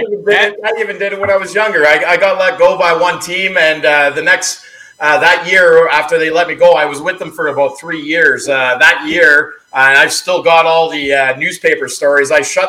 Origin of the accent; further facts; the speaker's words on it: Sudbury, Ontario, Canada; now in Barrie, Canada; when I grew up in Ontario was a little town called Sudbury, Ontario.